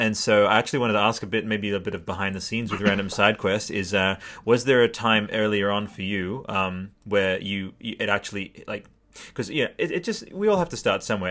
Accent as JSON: {"language": "English", "country": "Australia", "said": "sorry to be really Australian I'm like an Australian grandma"}